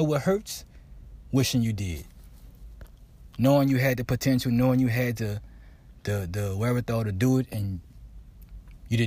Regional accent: New Orleans, Louisiana, United States; I'm from New Orleans

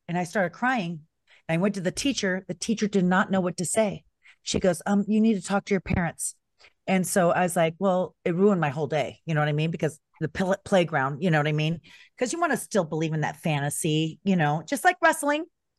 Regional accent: San Bernardino, California, United States; I grew up in San Bernardino, California, and we celebrated every holiday just to kind of fit in with the neighborhood. And my parents, like, you know, being not Christian

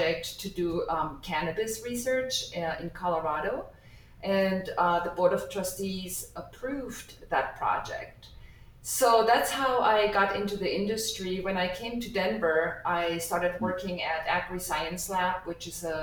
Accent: Germany; moved away as an adult; also born or lived in New York, United States; now in Nebraska, United States; I was born and raised in Germany, and I came to the United States to obtain my degree

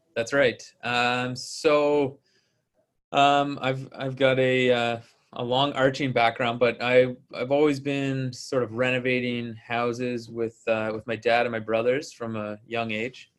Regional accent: Ontario, Canada; moved away as an adult; also born or lived in Ottawa, Canada / Kingston, Canada / Calgary, Canada; now in Vancouver, Canada; I grew up in Ontario, uh, in Ottawa, and then Kingston

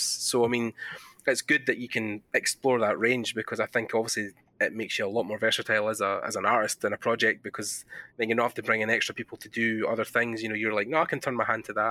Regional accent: Scotland, United Kingdom; accent: Scottish; my Scottish accent

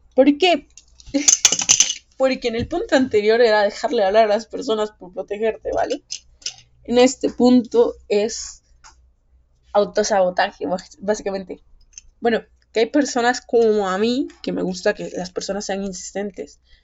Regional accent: Guatemala; aquí en mi país, Guatemala

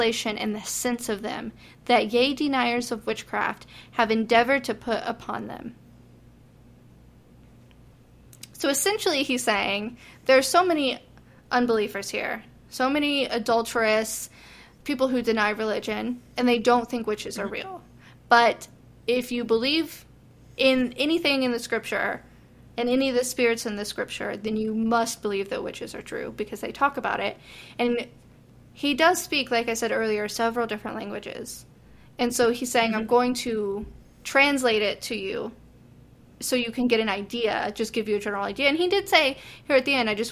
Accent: Tennessee, United States; I'm from Tennessee and not from South Carolina

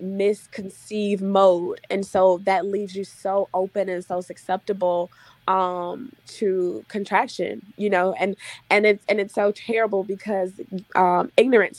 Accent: Mississippi, United States; I'm from Mississippi and most of the people that I know and grew up

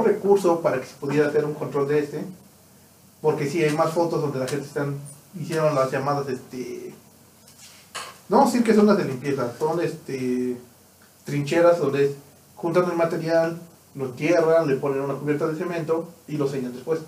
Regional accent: Mexico

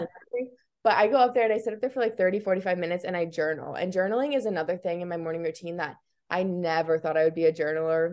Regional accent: Iowa, United States; I was born and raised in Iowa, which everyone thinks is so crazy, um, but I kinda love it. I'm, like, a very proud Iowan

